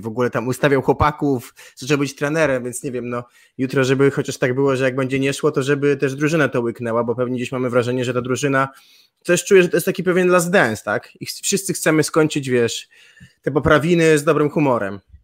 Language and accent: Polish; Gdańsk, Pomeranian Voivodeship, Poland; Ja jestem z Gdańska, w Gdańsku się dobrze